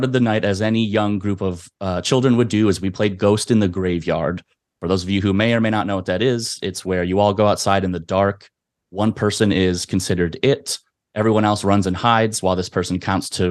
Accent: Madison, Wisconsin, United States; I grew up mostly in Madison, Wisconsin. I moved there when I was about 3 years old

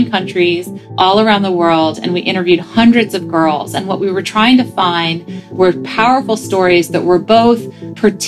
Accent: United States; growing up in the United States

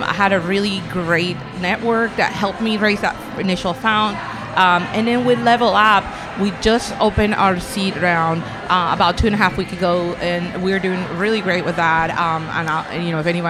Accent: Colombia; now in United States; I'm from Colombia, though, so that's my background, right? So I'm a Latino immigrant

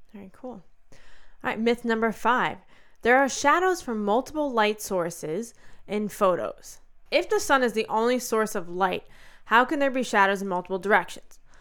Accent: United States; especially as an American

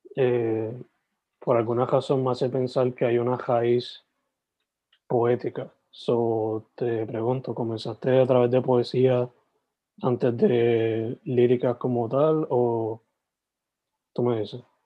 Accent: Sabana Grande, Puerto Rico; moved away; yo soy original de Sabana Grande, like, criado

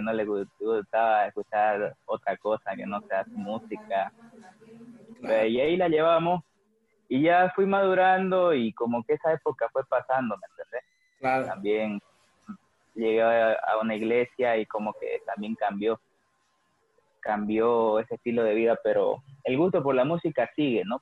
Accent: Santa Cruz de la Sierra, Santa Cruz, Bolivia; nací hace 21 años y, nada, he vivido toda mi vida acá, feliz de, ser cruceño

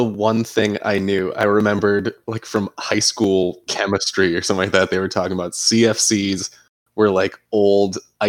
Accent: Ireland; I'm Irish. Let's lower this 10 degrees. I would like to wear a jacket all the time.

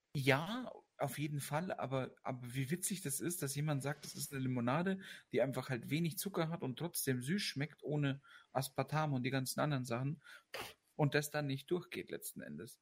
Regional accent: Austria; bei uns in Österreich

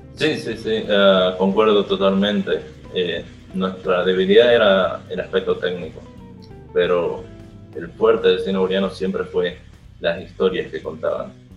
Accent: Bolivia; somos de Bolivia

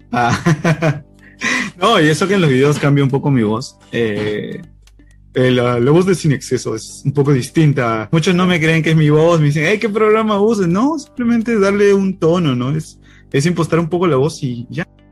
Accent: Peru; como peruano, quizás eh, hay sentimientos encontrados, ¿no? De lo que fue nuestro pasado

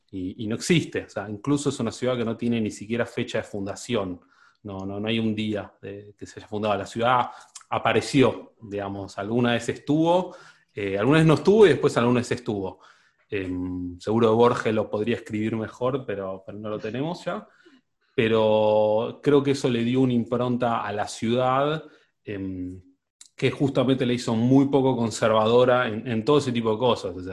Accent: Rosario, Santa Fe, Argentina; moved away as an adult; now in Buenos Aires, Argentina; soy, soy rosarino em, desde hace ya 33, pronto 34 años, y en realidad la última década la pasé em, más en Capital que en, que en, Rosario

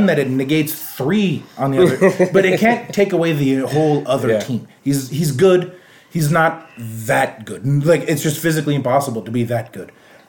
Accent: Bay Shore, New York, United States; growing up in Bayshore

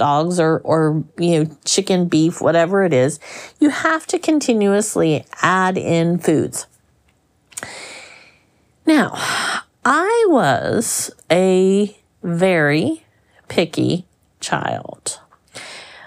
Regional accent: Florida, United States; I grew up in Florida where we had all kinds of, you know, fruit trees in our yard

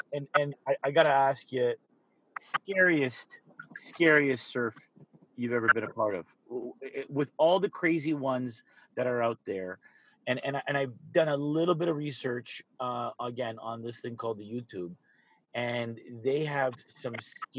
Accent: Canada; being a Canadian who like ripples in the pond make me nervous.

